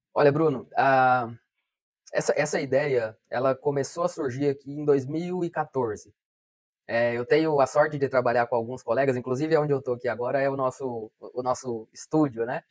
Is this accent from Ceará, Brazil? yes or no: no; Colorado do Oeste, Rondônia, Brazil; moved away; Colorado do Oeste, que é a minha cidade natal, eu nasci aqui, né? Então, voltei para trabalhar aqui